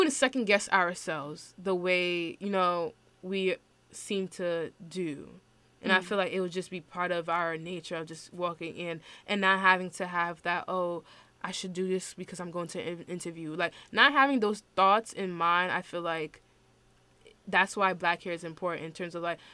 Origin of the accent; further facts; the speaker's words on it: New York City, New York, United States; I'm from Brooklyn and, like, New York